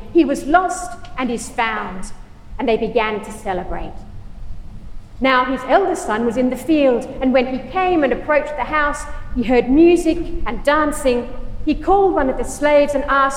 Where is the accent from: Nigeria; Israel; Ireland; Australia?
Australia; also born or lived in United Kingdom / United States; now in Michigan, United States; Is home Australia, where I was born and brought up